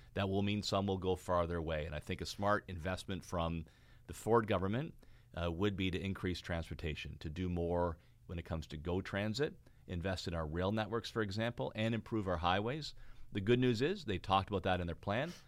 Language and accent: English; Fort Erie, Ontario, Canada; also born or lived in Wellandport, Ontario; Niagara, my hometown for anybody watching the podcast. Four Dairies, where I was born and raised, right on the border with Buffalo, New York.